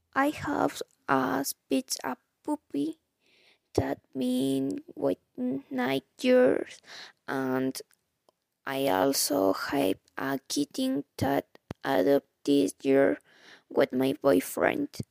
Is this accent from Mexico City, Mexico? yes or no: yes; Mexico City, Mexico; English is a second language; I was born and lived all my life in Mexico. My nationality is Mexican, but even though I was born in Mexico City